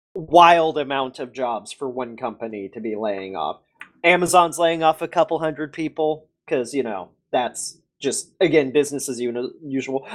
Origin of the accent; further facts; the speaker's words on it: United States; I'm American